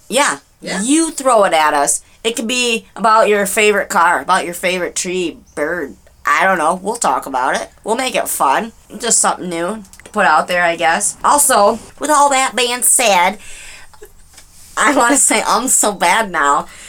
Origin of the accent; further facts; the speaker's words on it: Michigan, United States; we're from Dearborn, but we're from Michigan